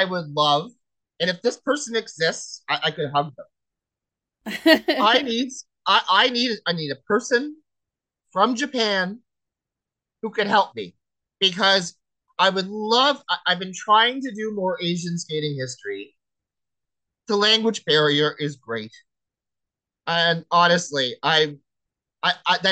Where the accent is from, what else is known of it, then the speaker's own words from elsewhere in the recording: Nova Scotia, Canada; accent: Nova Scotia; I've got my Nova Scotia accent